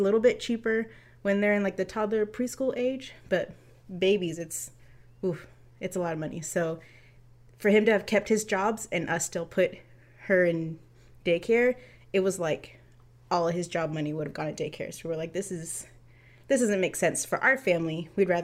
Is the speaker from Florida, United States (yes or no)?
yes; Florida, United States; moved away as an adult; now in California, United States; I'm from Florida. We met in Florida. Like, I was in high school